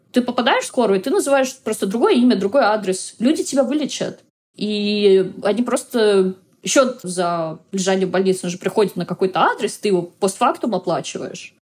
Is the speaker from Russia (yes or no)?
yes; Russia; moved away as an adult; now in United States; я из России